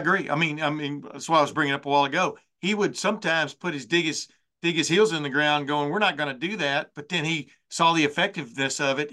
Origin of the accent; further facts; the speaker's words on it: Alabama, United States; moved away; also born or lived in Texas; I grew up in Alabama, like I said, then we moved to Texas